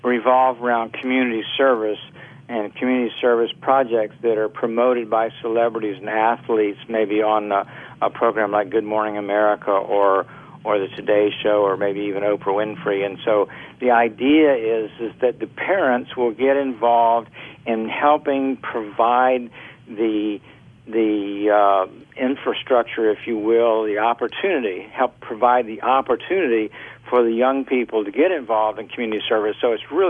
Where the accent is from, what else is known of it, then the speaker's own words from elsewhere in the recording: Orlando, Florida, United States; I grew up in Orlando.